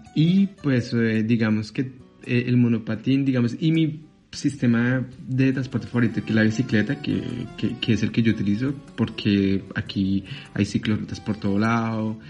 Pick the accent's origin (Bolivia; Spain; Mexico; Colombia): Colombia; Bogotá; moved away as an adult; now in Paris, France; yo nací en Colombia, en Bogotá más específicamente. Y, y pues hace seis años que migré aquí a Francia